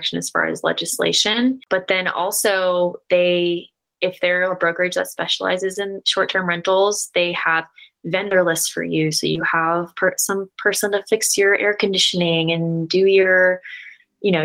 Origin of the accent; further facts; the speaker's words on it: Florida, United States; moved away as an adult; now in Denver, United States; I'm originally from Florida and moved out here with my husband